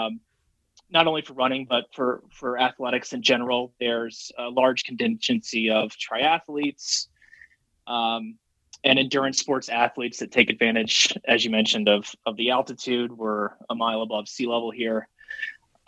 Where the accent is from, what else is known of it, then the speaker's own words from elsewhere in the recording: Memphis, Tennessee, United States; moved away as an adult; also born or lived in Carrollton, Georgia; now in Boulder, United States; quickly moved to Memphis, Tennessee when I was four, and basically grew up in Memphis up until post high school